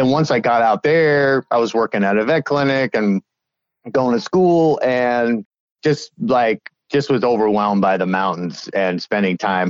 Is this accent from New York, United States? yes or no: yes; Long Island, New York, United States; moved away as an adult; also born or lived in Colorado / Florida; now in Chicago, United States; I grew up in New York, Long Island, New York